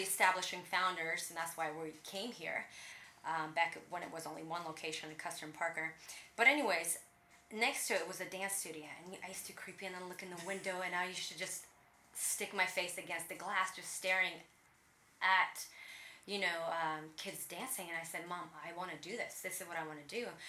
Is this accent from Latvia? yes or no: yes; Riga, Latvia; moved away; I grew up in Riga, Latvia, Eastern Europe. I speak Russian back in the day, it was all Russia.